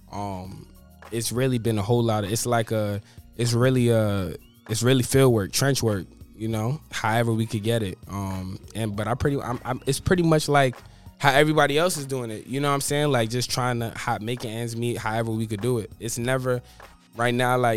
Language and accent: English; New York, United States; born there; now in Florida, United States; I was born in New York, and then I moved down to Florida.